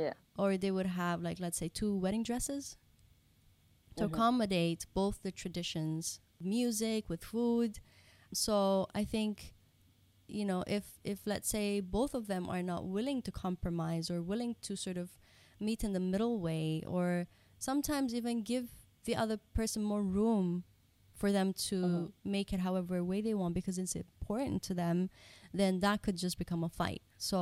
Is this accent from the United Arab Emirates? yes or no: yes; Dubai, United Arab Emirates; So like we mentioned earlier, like we are Japanese Pakistani, but we were brought up in Dubai.